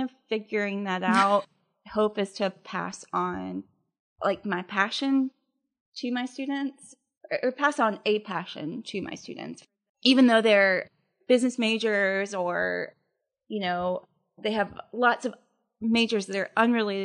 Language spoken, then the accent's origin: English; Memphis, Tennessee, United States; also born or lived in Atlanta, Georgia / Germantown, Tennessee; I spent the first 7 years of my life here in Memphis, and then my family and I, my dad worked for Holiday Inn, we moved to Atlanta, and then we moved back here when I was 13. And so I grew up out in Germantown